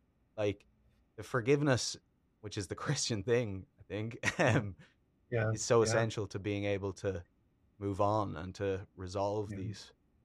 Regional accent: Ireland; It's really fascinating, and as an Irish person, it was quite shocking to kind of read

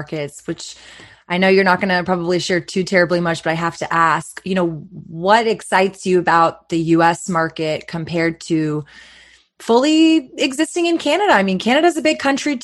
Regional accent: Texas, United States; especially being in Texas, I literally was born and raised here, never dreamed of cannabis ever being legal in my home state

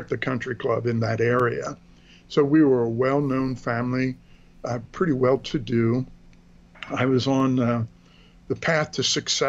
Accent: Philadelphia, Pennsylvania, United States; moved away as an adult; also born or lived in Washington, D.C. area; I was born in the greater Philadelphia area, southeastern Pennsylvania, with a heavily German Lutheran influence. So I was brought up in the Lutheran Church.

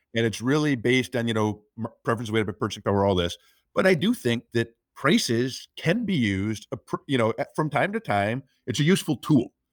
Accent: United States; I'm an American

